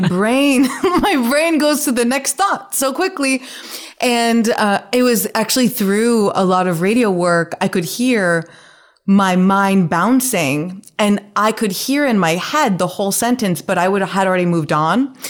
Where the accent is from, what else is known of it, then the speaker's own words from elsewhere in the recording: Nevada, United States; moved away as an adult; now in New York, United States; I'm from Nevada